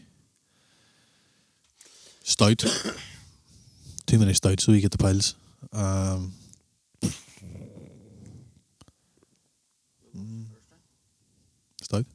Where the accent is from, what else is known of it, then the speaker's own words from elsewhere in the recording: Ballymacash, Northern Ireland, United Kingdom; I'm from Ballymackley